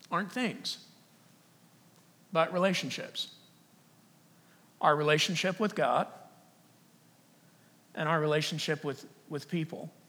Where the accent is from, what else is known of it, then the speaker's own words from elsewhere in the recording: Texas, United States; I am from Texas. Actually, I used to talk like this, it was like really, really strong.